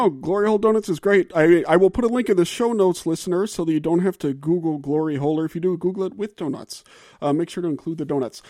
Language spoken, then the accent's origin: English; the South, United States; moved away; I'm from the South